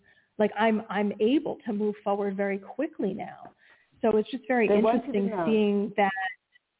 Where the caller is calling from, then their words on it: Pennsylvania, United States; Hey, it's … from Pennsylvania.